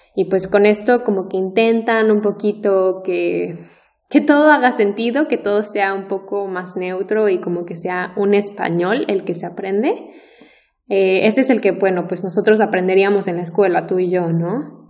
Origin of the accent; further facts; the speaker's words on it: Mexico; los mexicanos tenemos la tendencia de pronunciar casi cada letra